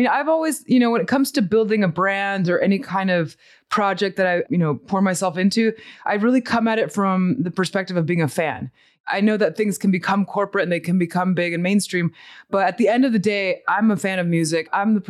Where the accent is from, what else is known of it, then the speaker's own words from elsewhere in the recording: Montemorelos, Nuevo León, Mexico; born there; So I was born in Mexico. I was born in a little pueblito que se llama Montemorelos.